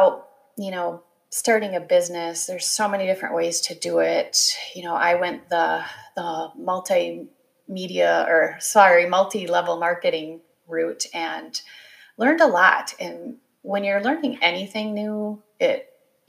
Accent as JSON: {"language": "English", "region": "Wisconsin", "country": "United States", "tie": "born or raised there", "also_born_or_lived": "Ohio", "said": "I grew up in the Midwest. I am a Wisconsin girl. I was born in Ohio, but we quickly moved to Wisconsin."}